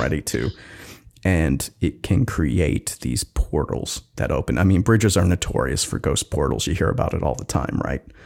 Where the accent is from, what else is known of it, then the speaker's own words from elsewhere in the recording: Wisconsin, United States; now in Seattle, United States; my home state of Wisconsin